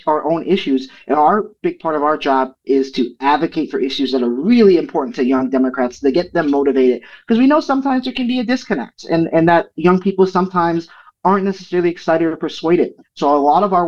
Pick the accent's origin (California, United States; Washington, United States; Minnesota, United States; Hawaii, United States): Minnesota, United States; St. Paul; here in my hometown of St. Paul, Minnesota